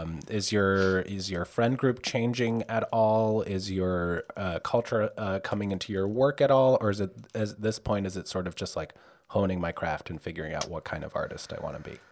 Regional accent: outside of New York, United States; I grew up outside of New York

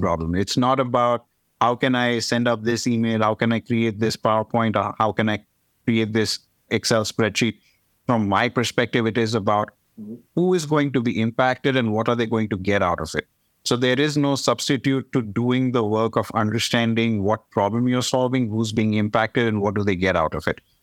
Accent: India; moved away; I am from India

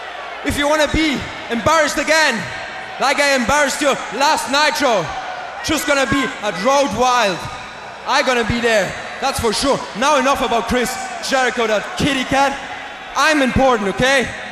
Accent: Germany; Not only because … because I'm from Germany.

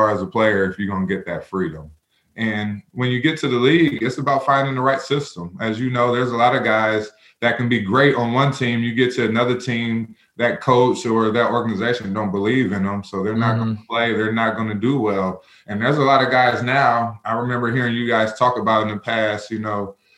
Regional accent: Buffalo, New York, United States; I was born in Buffalo, New York

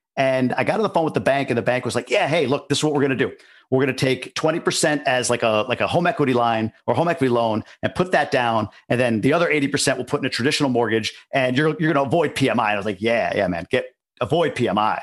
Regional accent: New York, United States; moved away as an adult; also born or lived in Boston; now in Ann Arbor, United States; I grew up in New York, lived in Boston for a number of years, and moved here about three years ago.

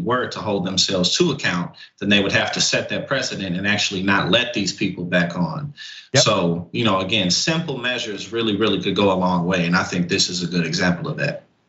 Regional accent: St. Louis, Missouri, United States; also born or lived in New Jersey / New York area; now in New Jersey/New York area, United States; I live in Jersey, New York area now, but I grew up in St. Louis

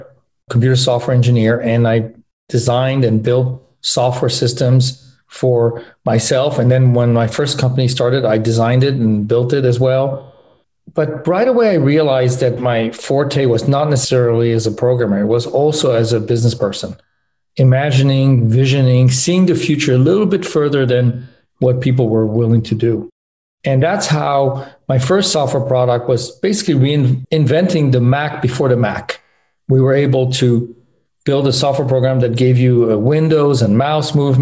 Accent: France; moved away as an adult; also born or lived in Los Angeles, United States / Michigan, United States; I was born in Los Angeles, but grew up in France. My parents moved there when I was 4.

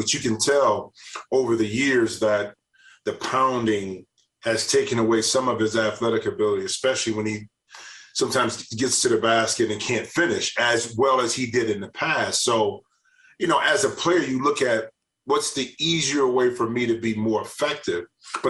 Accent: Ohio, United States; No. It's funny because I grew up closer to Detroit.

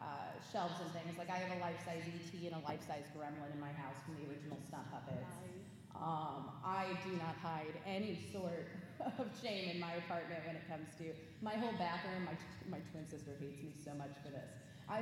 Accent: Midwest, United States; I'm from the Midwest. My mother to this day calls this dickering a deal.

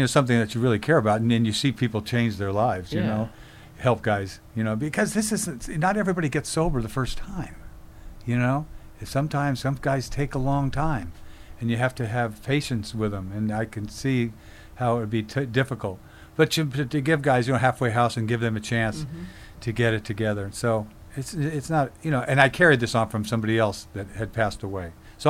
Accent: Oakland, California, United States; I'm from Oakland, you know what I mean?

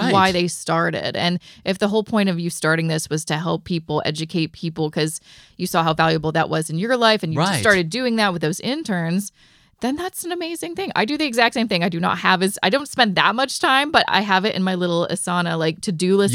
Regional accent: Canada; I am Canadian

